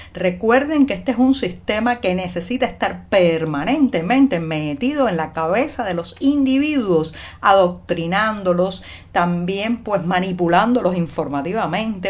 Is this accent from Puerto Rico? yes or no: no; Cuba; cubana, periodista, ciudadana